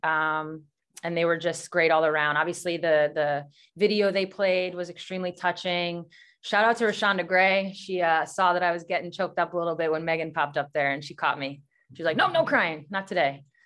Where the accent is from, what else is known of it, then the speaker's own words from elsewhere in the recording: Syosset, New York, United States; moved away as an adult; also born or lived in Queens, New York / Seattle, Washington; I'm from Syosset